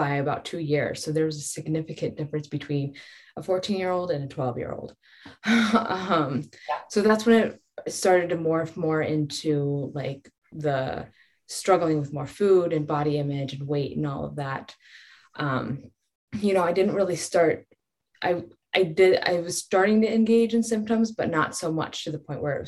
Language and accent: English; Colorado, United States; I grew up in Colorado